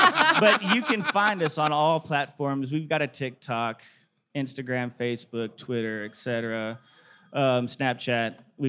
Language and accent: English; Texas, United States; moved away as an adult; now in Tennessee, United States; we are all from Texas. We took a jump up here to Tennessee